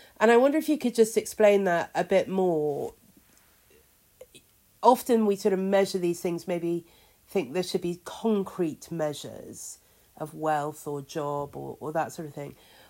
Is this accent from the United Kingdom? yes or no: yes; United Kingdom; born or raised there